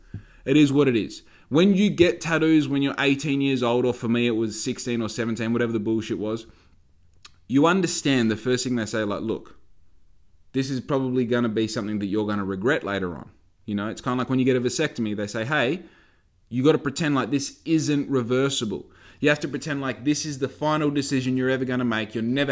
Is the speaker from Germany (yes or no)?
no; Australia; I'm from Australia. I have no experience, but I'm willing to work on your yacht